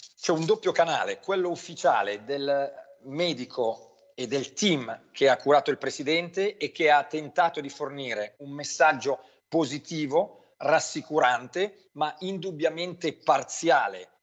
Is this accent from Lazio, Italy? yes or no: no; Brianza, outside Milan, Lombardy, Italy; io che sono nato fuori Milano in Brianza